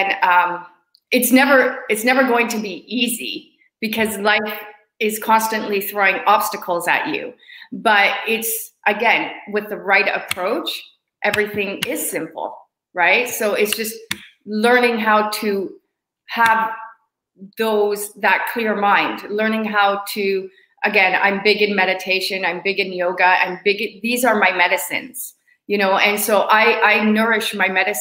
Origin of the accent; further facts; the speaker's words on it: Hamilton, Ontario, Canada; being in Hamilton, my hometown, I've been here longer than I usually am.